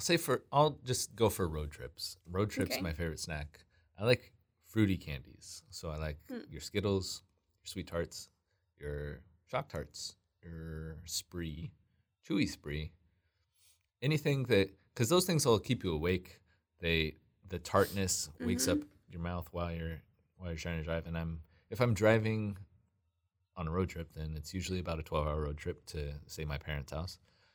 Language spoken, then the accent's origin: English; California, United States; also born or lived in Washington; I grew up mostly in Southern California. I was actually born in Washington, but when I was a toddler, we moved down to Southern California.